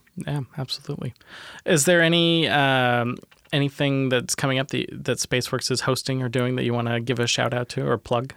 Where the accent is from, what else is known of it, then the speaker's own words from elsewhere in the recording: Tacoma, Washington, United States; also born or lived in Minnesota; I was born in Tacoma